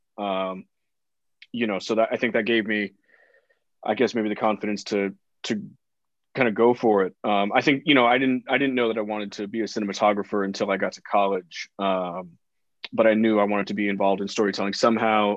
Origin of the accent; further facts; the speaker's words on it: New York City, New York, United States; I grew up in New York City. I grew up in the Bronx